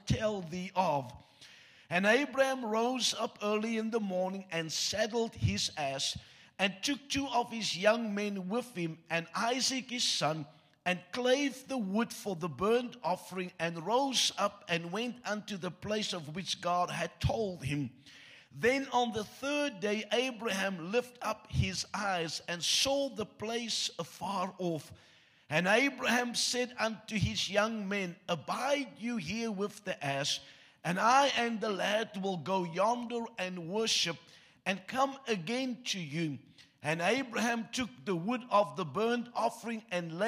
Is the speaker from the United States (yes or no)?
no; South Africa; first language Afrikaans; English is a second language; You get taught a second language in school in South Africa